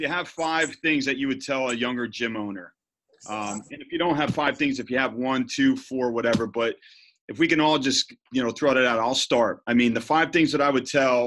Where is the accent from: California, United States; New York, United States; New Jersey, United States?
New Jersey, United States; I'm from Jersey